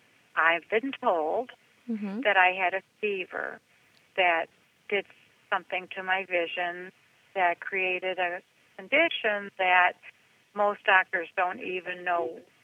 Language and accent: English; Cleveland, Ohio, United States; moved away as an adult; also born or lived in Michigan / Detroit; now in Nashville, United States; I am a Cleveland girl. I've been born and raised in Cleveland, Ohio, by my mom and my dad and my seven brothers and sisters.